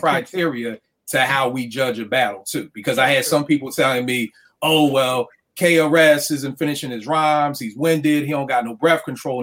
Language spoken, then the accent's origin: English; Philadelphia, Pennsylvania, United States; I grew up in Philly.